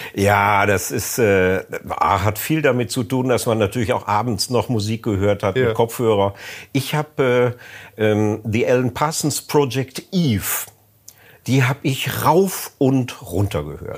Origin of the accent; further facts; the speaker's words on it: North Rhine-Westphalia, Germany; bei uns in Ostwestfalen